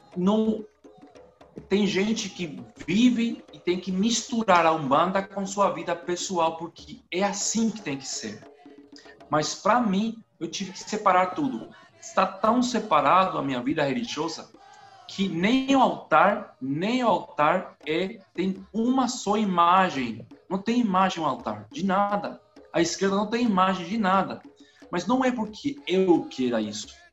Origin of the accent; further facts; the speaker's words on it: Paraguay; Portuguese is a second language; also born or lived in Brazil; eu moro no Paraguai, eu sou paraguaio, eu falo espanhol, sotaque, assim, todo dia espanhol.